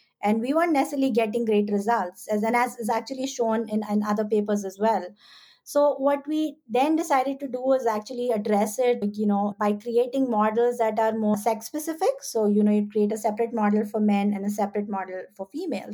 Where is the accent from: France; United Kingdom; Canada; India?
India; moved away as an adult; now in United States; I'm an immigrant myself. I grew up in India.